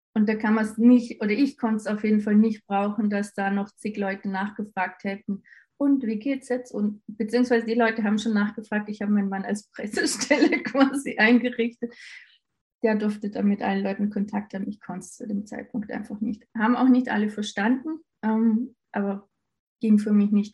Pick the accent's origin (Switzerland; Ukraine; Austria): Austria; bei uns in Österreich